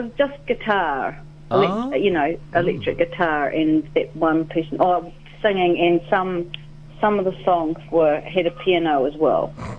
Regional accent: Invercargill, Southland, New Zealand; also born or lived in Dunedin; growing up in Invercargill.

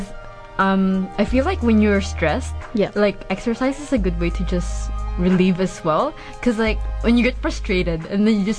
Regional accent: Christchurch, Canterbury, New Zealand; Because I'm from Christchurch, and then I go... The school that I go

